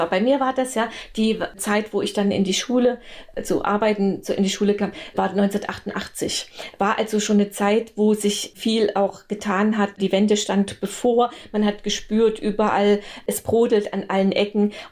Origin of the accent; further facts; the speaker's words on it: Erfurt, Thuringia, Germany; Stadt gleich bei Weimar. Dort bin ich groß geworden, meine gesamte Kindheit, bis ich dann studiert habe.